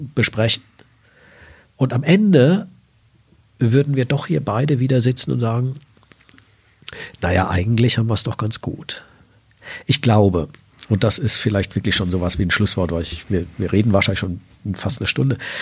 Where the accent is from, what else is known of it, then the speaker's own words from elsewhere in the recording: Salzgitter, Lower Saxony, Germany; Sie sehen, ich komme aus Salzgitter